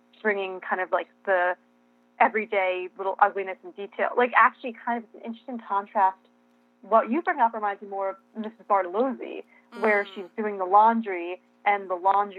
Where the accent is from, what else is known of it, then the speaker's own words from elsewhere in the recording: New York, United States; I'm a New Yorker